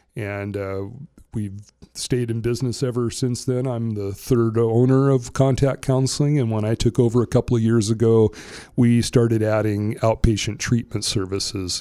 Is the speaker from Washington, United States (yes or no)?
yes; Ferndale, Washington, United States; also born or lived in Bellingham, Washington; I grew up in Whatcom County. I was born in Bellingham. I grew up in the Ferndale area